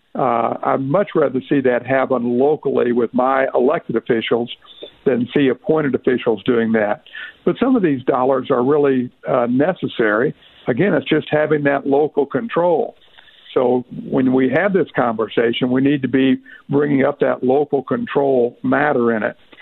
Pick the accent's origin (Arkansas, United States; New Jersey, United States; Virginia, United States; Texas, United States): Arkansas, United States; Northeast; I'm from Northeast Arkansas